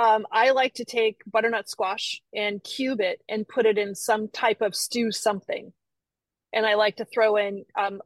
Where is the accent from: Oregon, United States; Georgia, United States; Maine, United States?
Maine, United States; I'm from Maine, and in Maine, like Minnesota, the growing season is short